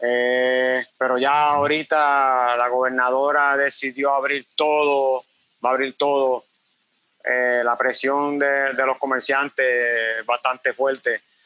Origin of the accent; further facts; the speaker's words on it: Cabo Rojo, Puerto Rico; also born or lived in Mayagüez, Puerto Rico; Nací en Mayagüez, Puerto Rico, pero me crié toda mi vida en Cabo Rojo